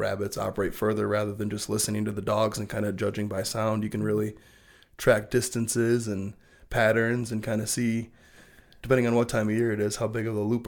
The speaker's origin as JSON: {"language": "English", "town": "Belding", "region": "Michigan", "country": "United States", "tie": "born or raised there", "said": "We grew up in Belding, so there's a lot of room for, generally it was first at pheasants and then kind of switched over once pheasants started disappearing from Western Michigan."}